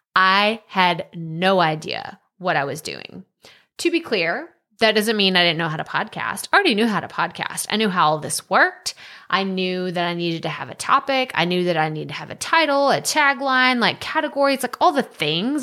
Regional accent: Texas, United States; Matthew McConaughey is from very close to my hometown

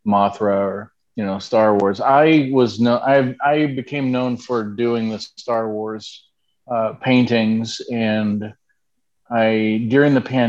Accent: Texas, United States; moved away as an adult; also born or lived in Canton, Ohio; We are from Texas, which is actually where I am right now

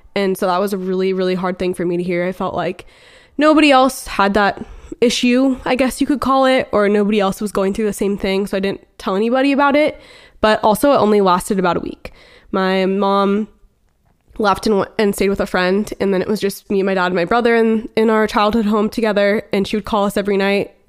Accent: Beaverton, Oregon, United States; we're actually both from Portland, or I guess more specifically Beaverton, Oregon

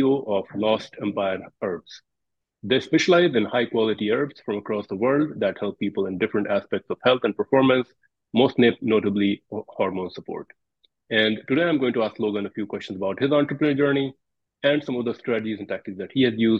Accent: India; I'm from India, and I know there's a big herb tradition there

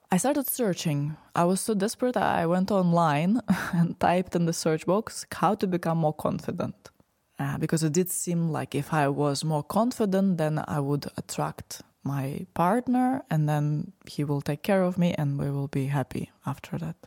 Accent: Moscow, Russia; So, I was born in Russia, in Moscow. I lived all my life, most of my life, in the city

